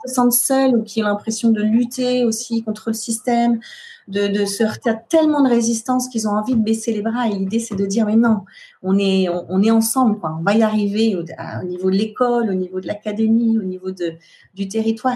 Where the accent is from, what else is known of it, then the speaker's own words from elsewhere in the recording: France; Chez nous en France